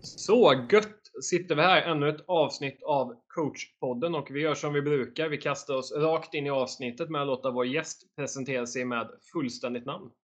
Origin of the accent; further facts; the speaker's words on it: Borås, Västra Götaland, Sweden; moved away; jag kommer ju från Borås ursprungligen